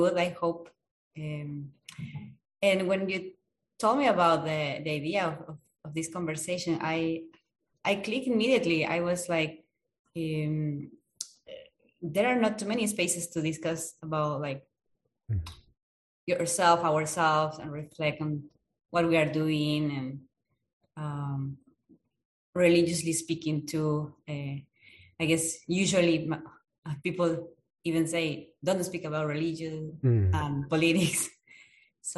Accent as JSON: {"language": "English", "country": "Peru", "moved": "yes", "lives_now": "United States", "said": "I am from Peru."}